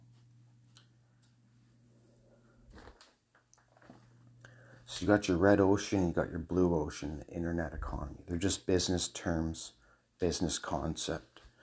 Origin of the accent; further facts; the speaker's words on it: Scotland, United Kingdom; I'm a Scot. Okay, so I'm a Scot.